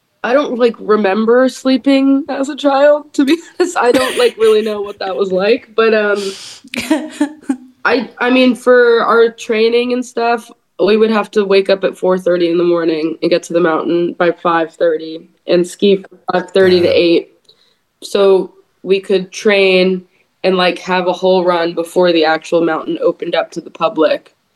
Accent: the Bay Area, California, United States; also born or lived in Lake Tahoe; my hometown in the Bay Area

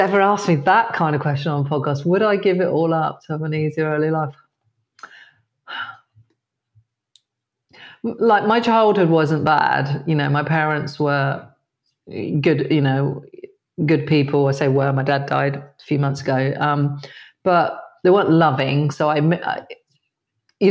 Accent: Dorset, South West England, United Kingdom; I grew up in a very white area. I grew up in Dorset

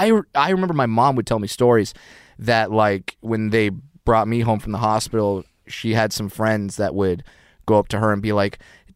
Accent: California, United States; Orange County.

